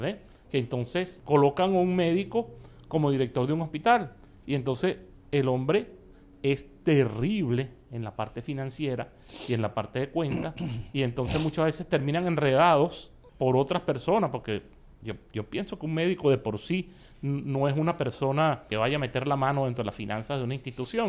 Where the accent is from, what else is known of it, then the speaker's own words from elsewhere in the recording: Venezuela; moved away as an adult; now in Miami, United States; formé parte de grupos bastante famosos en mi país que ganaron hasta el premio mayor en mi país llamado Puro de Oro. Y em, bueno, fui poco a poco haciendo relaciones y estudiando con los mejores maestros de allá de Venezuela